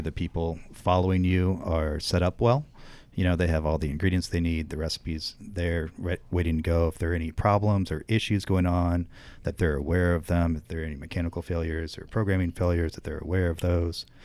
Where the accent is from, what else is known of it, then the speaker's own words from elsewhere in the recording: northern central Indiana, United States; moved away as an adult; now in Chicago, United States; I've been living in Chicago since ninety-nine, but I grew up in Indiana